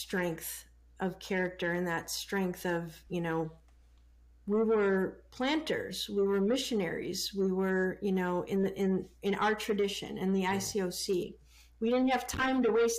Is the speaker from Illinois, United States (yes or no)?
yes; Chicago, Illinois, United States; I grew up in the, you know, in the city of Chicago, and in the 70s with racial tension back then